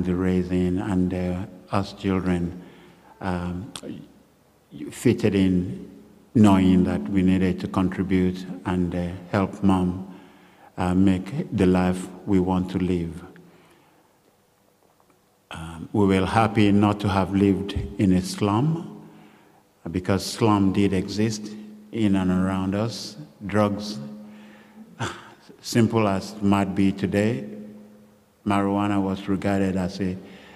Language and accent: English; Lagos, Nigeria; moved away as an adult; What made my childhood interesting in Lagos, Nigeria?